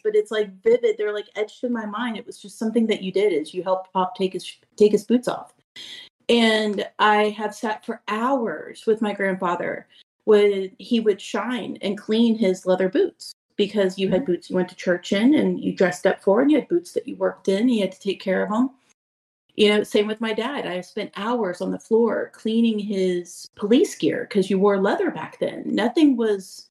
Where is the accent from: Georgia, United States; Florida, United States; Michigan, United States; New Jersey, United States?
Florida, United States; Central; I'm from Central Florida